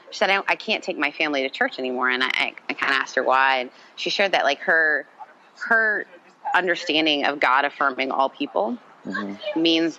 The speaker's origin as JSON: {"language": "English", "region": "Mississippi", "country": "United States", "tie": "born or raised there", "also_born_or_lived": "Canada", "said": "because I grew up in the South. I lived in Canada until I was 14. Then I moved to Mississippi."}